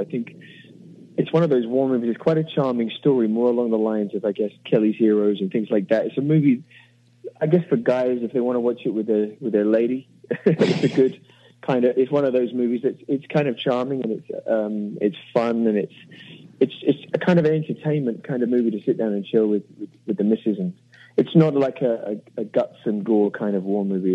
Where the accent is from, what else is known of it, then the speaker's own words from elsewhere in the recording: England, United Kingdom; moved away as an adult; now in United States; as an Englishman, as a British man